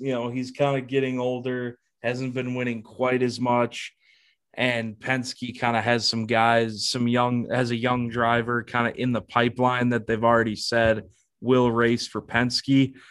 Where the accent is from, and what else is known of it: near Madison International Speedway, between Stoughton and Oregon, Wisconsin, United States; born or raised there